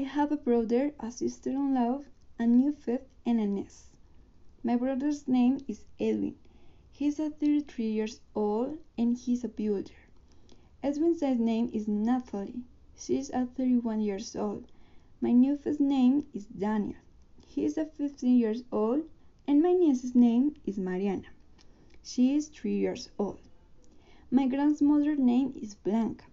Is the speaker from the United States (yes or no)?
no; Colombia; English is a second language; I was born in Colombia. I live in Bogota with my mom.